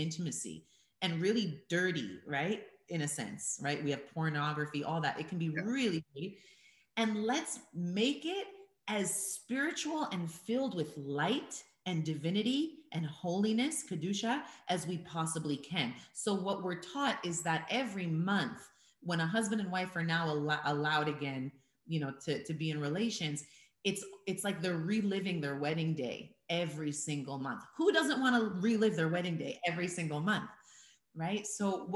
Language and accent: English; United States; moved away as an adult; I was born and raised in America